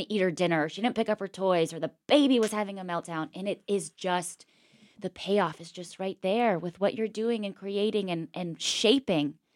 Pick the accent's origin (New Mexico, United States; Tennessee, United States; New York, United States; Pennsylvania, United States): Pennsylvania, United States; Pittsburgh; moved away as an adult; I'm from Pittsburgh